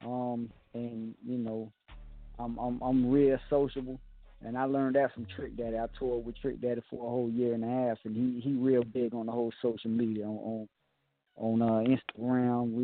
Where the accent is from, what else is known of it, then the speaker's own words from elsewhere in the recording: Miami, Florida, United States; I'm from the projects. I'm from 222nd and Goose in South Miami